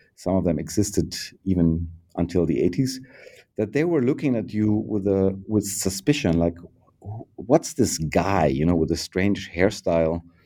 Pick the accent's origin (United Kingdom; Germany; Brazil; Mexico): Germany; Bavaria; moved away as an adult; now in Berlin, Germany; born in Bavaria in 1968 and uh, uh, close to the river Danube